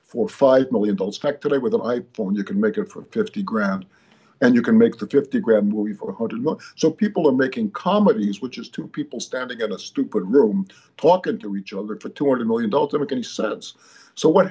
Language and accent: English; Chicago, Illinois, United States; now in Los Angeles, United States; I grew up in Chicago